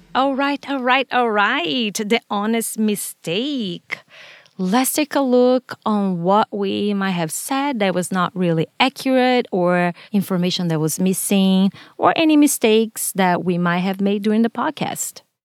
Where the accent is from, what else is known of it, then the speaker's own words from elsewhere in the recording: Brazil; English is a second language; now in United States; Growing up in Brazil, I was mostly exposed to Catholicism and Spiritism.